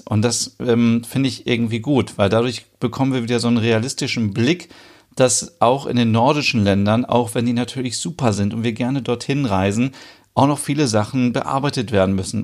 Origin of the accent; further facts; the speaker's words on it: Germany; bei uns in Deutschland